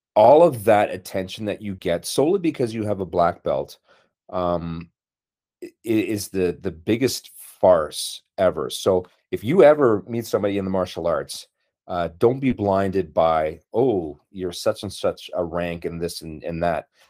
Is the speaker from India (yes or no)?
no; Brandon, Manitoba, Canada; moved away; growing up in Brandon, Manitoba, 'cause that's initially where, where I'm from, like a prairie boy